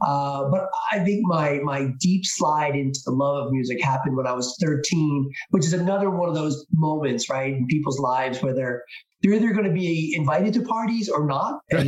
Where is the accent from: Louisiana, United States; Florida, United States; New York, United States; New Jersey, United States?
New Jersey, United States; Yeah. Born and raised in New Jersey. You lived mostly in South Jersey.